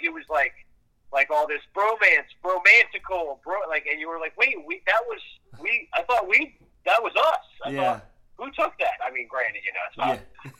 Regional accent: Yardley, Pennsylvania, United States; also born or lived in Philadelphia, Pennsylvania; Outside of Philadelphia, in Bucks County. So for me, in a place called Yardley, Pennsylvania.

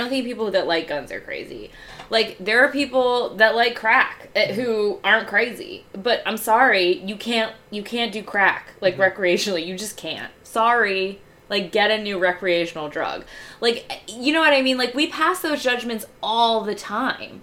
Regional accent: United States; we as an American people

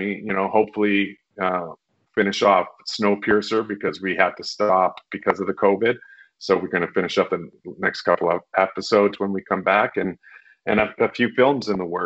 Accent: Winnipeg, Manitoba, Canada; Manitoba, where I grew up in Winnipeg

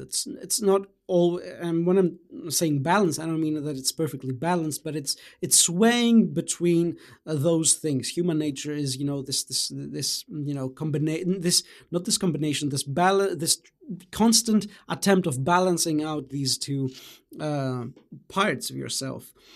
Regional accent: Greece; also born or lived in Germany; I was born in Greece and although I, uh, spent my childhood in Germany, I, you know, I then returned to my, uh, home country and, um, uh, you know, went to, uh, I, you know, I had the, the rest of primary school in Greece and then junior high in high school

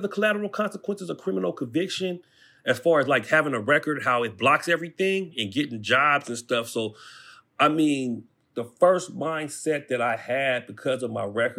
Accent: Pomona, California, United States; I grew up all over the place. I kind of moved around, but I'll say that I'm from Pomona. You know what I mean? That's the city I represent.

